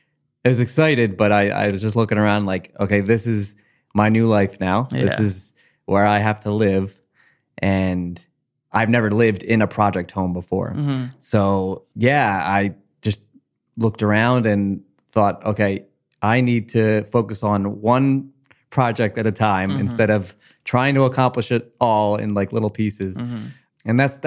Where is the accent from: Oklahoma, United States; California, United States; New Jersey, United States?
New Jersey, United States; Collingswood; I grew up in Collingswood. Yeah. I did leave for like 7 months, moved to Cherry Hill. We'll never do it again. But I'm back home, and it's my heart has always been here, and it's hard to leave.